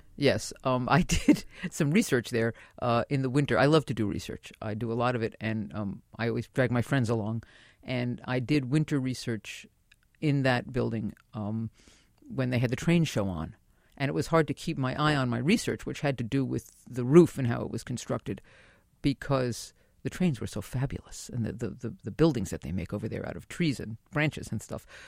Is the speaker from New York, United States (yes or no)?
yes; New York City, New York, United States; now in Manhattan, United States; I was born and raised in the Bronx